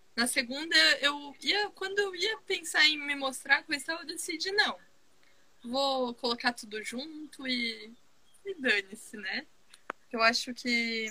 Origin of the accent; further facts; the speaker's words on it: Santa Catarina, Brazil; Eu sou catarinense.